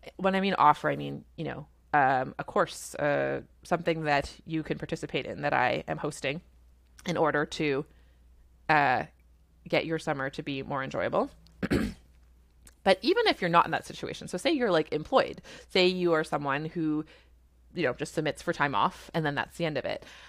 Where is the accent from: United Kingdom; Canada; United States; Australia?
Canada; I'm a Canadian family physician